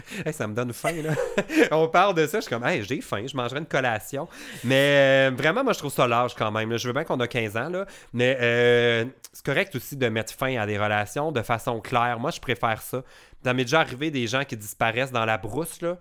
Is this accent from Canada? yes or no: yes; Quebec, Canada; quand on est Québécois